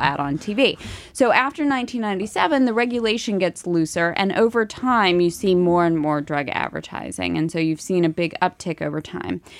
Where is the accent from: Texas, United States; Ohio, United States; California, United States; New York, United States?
Ohio, United States; moved away; I'm from Ohio